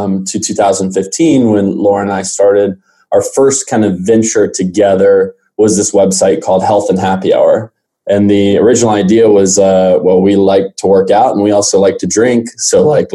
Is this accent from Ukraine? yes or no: no; Arlington, Texas, United States; originally, I'm born and raised in Arlington, Texas.